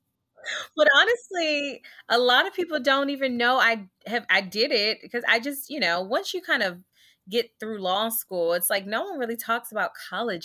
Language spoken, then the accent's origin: English; Washington, District of Columbia, United States; also born or lived in Virginia / Des Moines, Iowa; I am a very proud third generation native Washingtonian, a product of the DC public school system